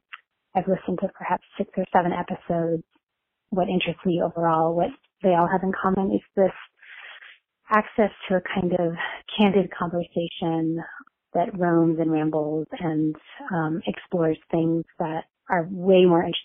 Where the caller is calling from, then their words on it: Williamsburg, Massachusetts, United States; I'm calling from Williamsburg, Massachusetts.